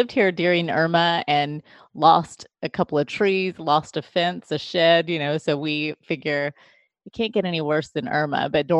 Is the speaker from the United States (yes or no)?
no; Philippines; born there; Yeah, so I was born in the Philippines. My parents, my adoptive parents, were missionaries in the Philippines.